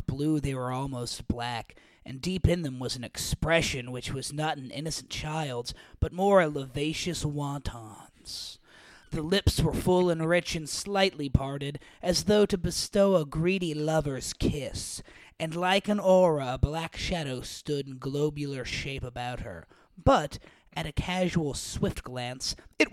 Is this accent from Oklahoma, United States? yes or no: yes; Oklahoma, United States; where I grew up in Oklahoma